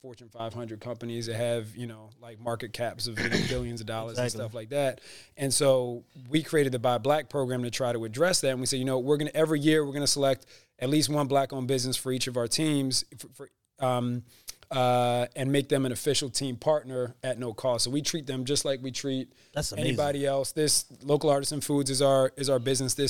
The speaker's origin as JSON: {"language": "English", "town": "Philadelphia", "region": "Pennsylvania", "country": "United States", "tie": "born or raised there", "also_born_or_lived": "Rochester", "said": "I grew up in Germantown"}